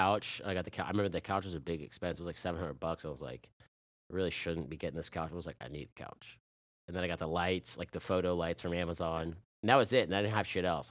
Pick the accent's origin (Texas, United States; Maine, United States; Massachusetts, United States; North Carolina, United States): North Carolina, United States; Chapel Hill; I'm from Chapel Hill, like, back then it's, like, this is a frat town